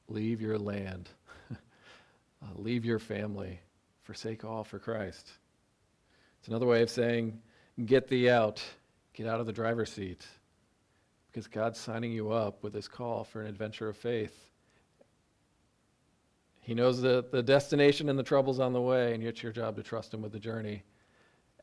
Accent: upstate New York, United States; We're upstate New Yorkers

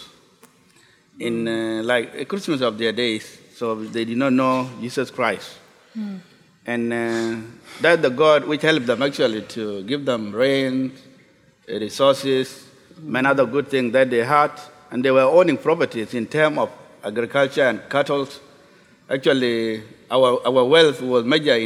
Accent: South Sudan; I'm from South Sudan

